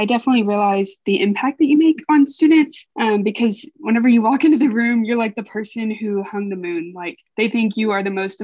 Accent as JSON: {"language": "English", "town": "Fort Smith", "region": "Arkansas", "country": "United States", "said": "I am from the Greenwood, Fort Smith area"}